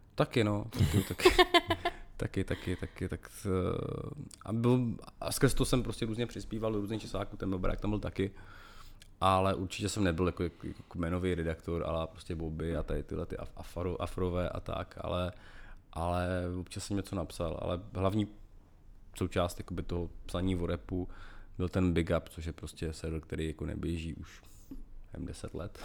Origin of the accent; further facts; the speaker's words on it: Moravia, Czechia; jsem vyrůstal na Moravě